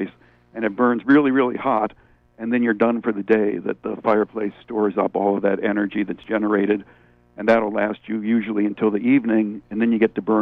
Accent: Niagara Falls, New York, United States; moved away; I grew up in Niagara Falls

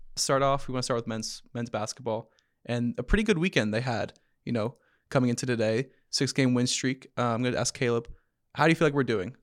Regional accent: Philadelphia, Pennsylvania, United States; I'm from Philly.

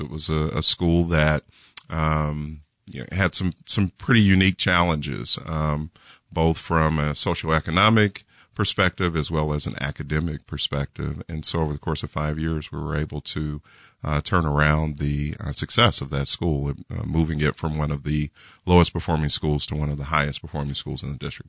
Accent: Kansas City, Missouri, United States; I was born and raised in Kansas City, so I'm a Kansas City native

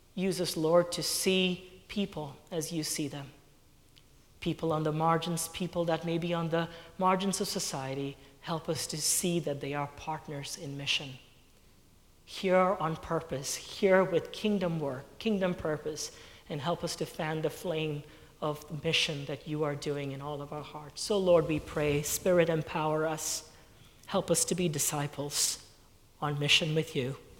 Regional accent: Kuwait; moved away; I was born and raised in Kuwait

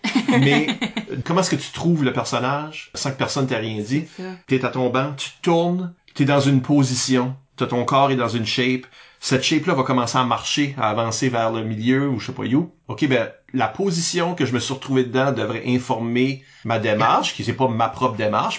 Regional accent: northern Acadia, New Brunswick, Canada; je viens pas du sud-est, mais je suis acadien du nord

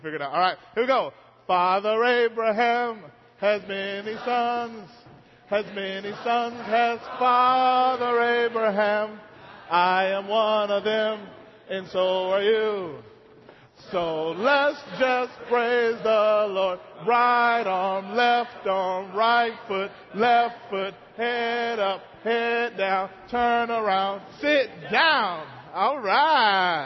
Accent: Mississippi, United States; moved away; how I grew up singing it in Mississippi

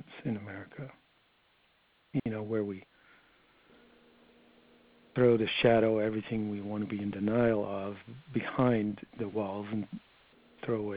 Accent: Netherlands; moved away as an adult; I grew up in Holland for my first 21 years

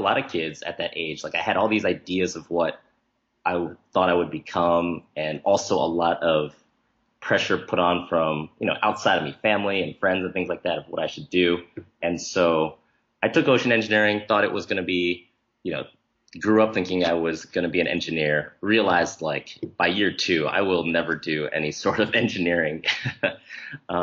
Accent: New Jersey, United States; also born or lived in Nebraska; My parents are from Taiwan, but I was born in Nebraska and then raised in New Jersey

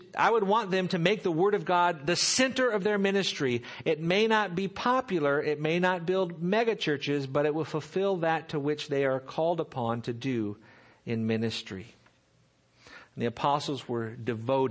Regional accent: Seal Beach, California, United States; I grew up in Seal Beach, just down the road here, just down the freeway

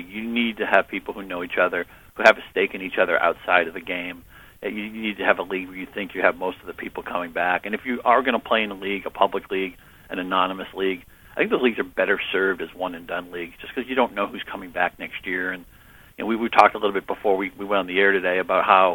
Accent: New England, United States; I grew up in New England

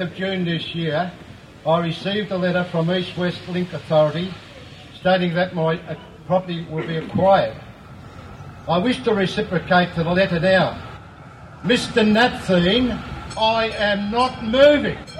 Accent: Melbourne, Victoria, Australia; I love Collingwood. I was born in Collingwood 70 years ago.

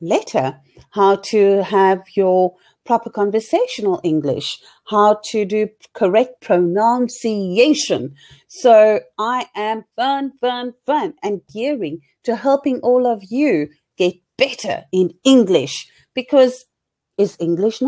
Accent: Cape Town, Western Cape, South Africa; I am from Cape Town, South Africa

